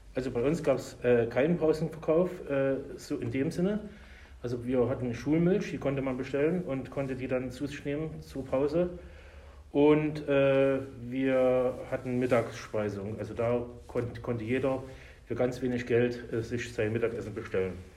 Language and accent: German; Meerane, Saxony, Germany; now in Erlangen, Germany; Geboren bin ich 1972 in Sachsen, in einer kleinen Stadt, Merane heißt die, in der Nähe von Zwickau